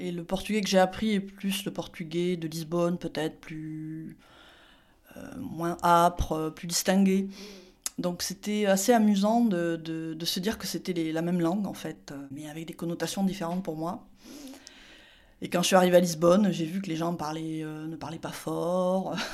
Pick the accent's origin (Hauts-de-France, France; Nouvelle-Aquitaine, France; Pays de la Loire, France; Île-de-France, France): Nouvelle-Aquitaine, France; Landes, near Mont-de-Marsan; J'étais au lycée dans les Landes, donc euh, dans le sud-ouest, il y a eu beaucoup d'immigration portugaise. Il n'y avait pas un lycée qui proposait le portugais, sauf à Parentis en borne, mais moi j'étais près de Mont-de-Marsan, donc c'était beaucoup trop loin pour moi.